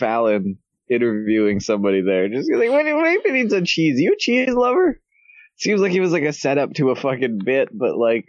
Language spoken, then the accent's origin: English; Canada; I'm Canadian.